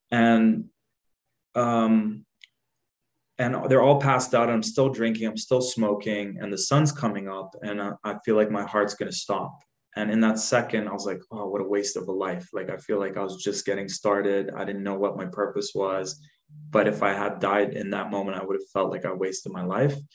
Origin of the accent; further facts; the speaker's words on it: Dubai, United Arab Emirates; also born or lived in Jordan; So I was born in Jordan, left there when I was four. We we went to this place at that time. It wasn't what it is today. It was an up and coming place called Dubai